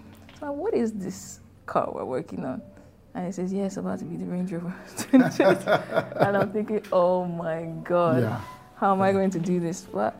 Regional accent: Nigeria; Number two, I am Nigerian in a UK company that is the crown of Britain. Yeah. I've grown up very Afropolitan. Mm-hmm. Like, I love my roots.

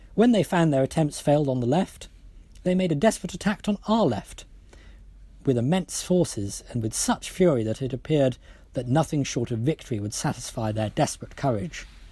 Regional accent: Wales, United Kingdom; I speak as a Welshman by birth

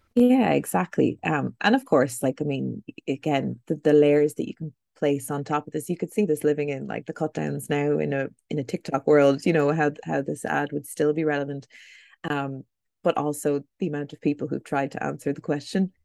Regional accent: Buffalo, New York, United States; moved away; I grew up in Buffalo, New York

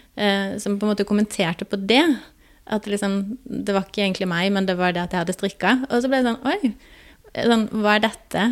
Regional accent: Grimstad, Agder, Norway; moved away as an adult; now in Oslo, Norway; kommer jeg fra Grimstad på Sørlandet

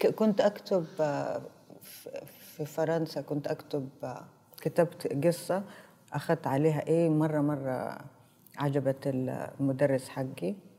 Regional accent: Saudi Arabia; انا عربيه انا سعوديه

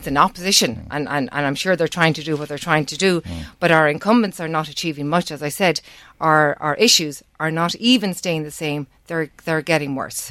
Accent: Navan, Leinster, Ireland; Navan's my, my hometown. I've lived here most of my life.

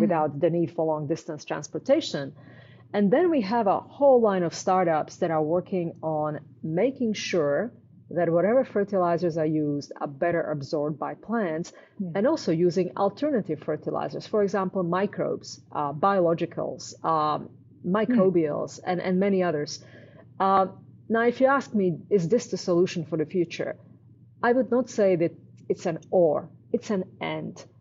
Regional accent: Canada; I'm Canadian.

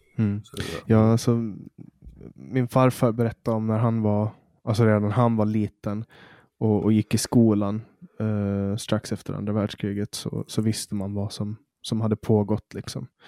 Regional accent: Åland, Finland; vi är ju en minoritet, vi ålänningar, vi är ju svenskspråkiga

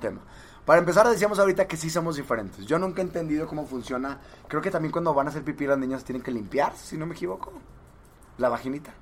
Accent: Monterrey, Nuevo León, Mexico; yo soy de Monterrey

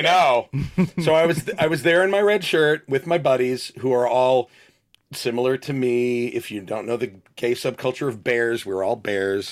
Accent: Spring Lake, New Jersey, United States; moved away; also born or lived in Red Bank, New Jersey; I was born in Red Bank and lived in Spring Lake.

